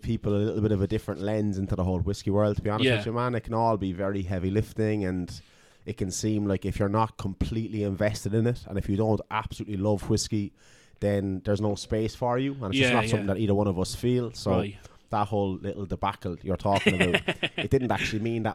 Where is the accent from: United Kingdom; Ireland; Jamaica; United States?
Ireland; Cork, Munster; moved away as an adult; also born or lived in Dublin; I'm from Cork City. Now, I did spend fucking 9 years up here